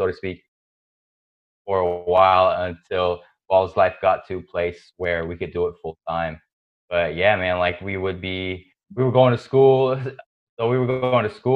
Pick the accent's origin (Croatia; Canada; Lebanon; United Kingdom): Lebanon; growing up in Lebanon